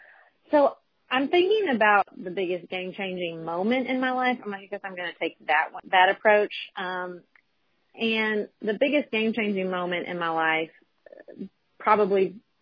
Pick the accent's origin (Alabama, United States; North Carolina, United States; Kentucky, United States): Kentucky, United States; Paducah; also born or lived in Washington, D.C.; now in Paducah, United States; in 2009, I convinced my husband that the best path for us was to move back to my hometown of Paducah, Kentucky.